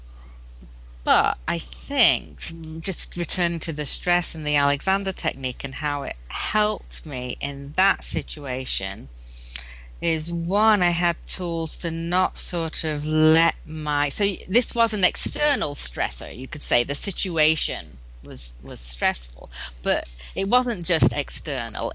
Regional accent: England, United Kingdom; now in United States; I'm from England, as you may be able to tell from my accent.

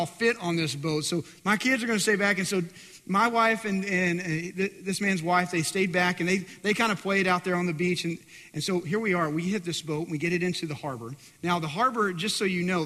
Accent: West Texas, United States; I'm in from West Texas

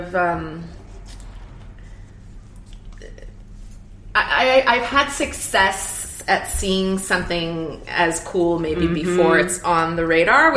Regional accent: California, United States; also born or lived in New York; now in Oakland, United States; I grew up in California.

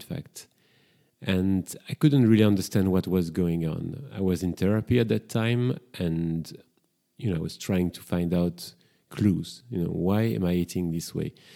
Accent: Brussels, Brussels-Capital Region, Belgium; accent: French; English is a second language; now in London, United Kingdom; I've been living in London for quite a few years, and I'm originally from Brussels. That's why I've got this strong French accent

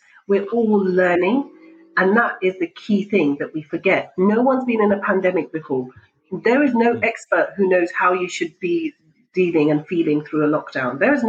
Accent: Pakistan; because I'm Pakistani, and so it has to be Punjabi tea.

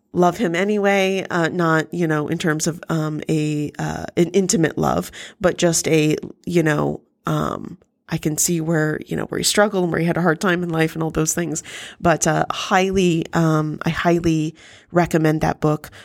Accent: United States; as an American

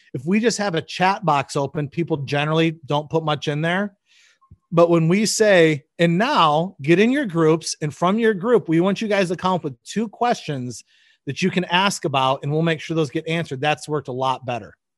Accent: Michigan, United States; moved away as an adult; also born or lived in Chicago; now in Nebraska, United States; I grew up in Michigan

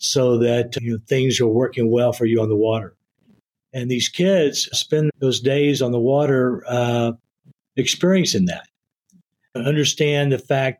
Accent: East Texas, United States; growing up in East Texas

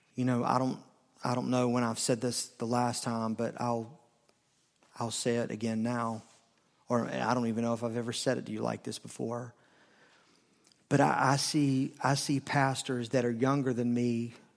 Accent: the South, United States; I grew up in the South. not the dirty South, but the South

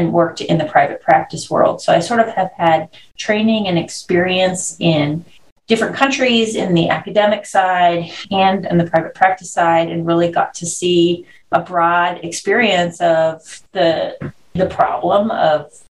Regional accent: Canada; moved away as an adult; also born or lived in Florida, United States / San Diego, United States; I'm Canadian. So I, you know, born and raised there, and I went to medical school in Canada

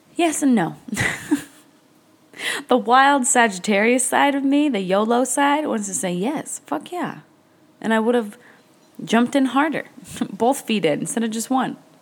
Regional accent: New Hampshire, United States; now in Marathon, Florida, United States; I grew up in New Hampshire

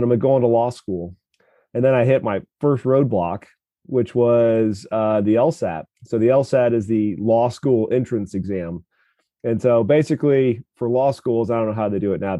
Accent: Kansas City, Missouri, United States; I grew up just in South Kansas City

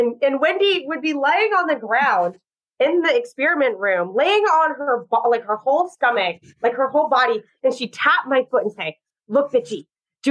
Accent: Southern California, United States; now in New York, United States; I grew up in California, where it is very different. I grew up in Southern California

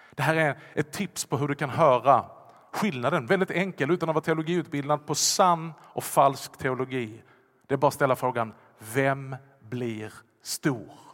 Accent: Vollsjö, Skåne, Sweden; accent: Scanian; first language Swedish; jag talar ju skånska. Jag kan tala ännu värre skånska om jag bara lägger till. Jag har växt upp i Vollsjö.

